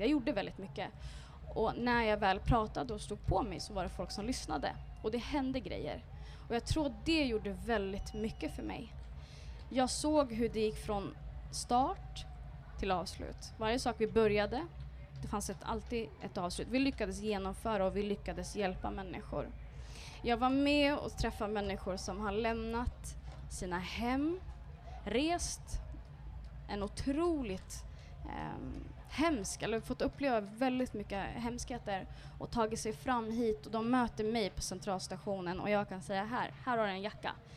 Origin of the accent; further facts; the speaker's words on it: Örebro, Örebro County, Sweden; moved away as an adult; also born or lived in Karlstad / Dubai; now in Stockholm, Sweden; Jag kommer från en förort som heter Vivalla som är ett väldigt utsatt område, socioekonomiskt utsatt område.